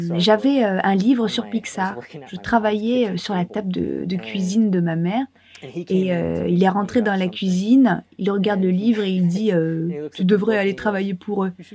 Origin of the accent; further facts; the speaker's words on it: Michigan, United States; moved away; also born or lived in Indiana; je suis né dans l'Indiana, aux États-Unis, mais j'ai très rapidement déménagé dans le Michigan. C'est là que j'ai grandi